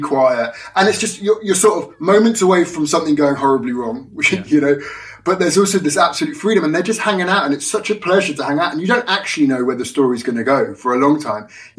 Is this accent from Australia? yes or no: no; London, United Kingdom; I grew up in London